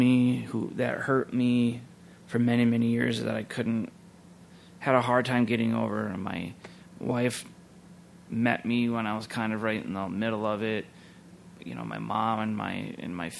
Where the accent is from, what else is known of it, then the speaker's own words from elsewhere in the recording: Minneapolis–Saint Paul, Minnesota, United States; I grew up here in the Twin Cities, and the church was just over the river in St. Paul